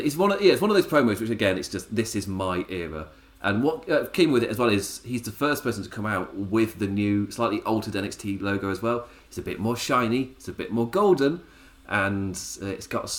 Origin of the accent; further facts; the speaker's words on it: England, United Kingdom; I'm English